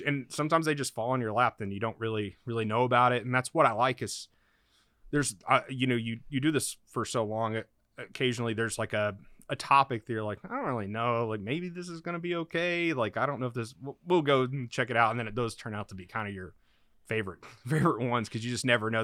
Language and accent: English; Oklahoma, United States; moved away as an adult; also born or lived in Oregon; I'm from Oklahoma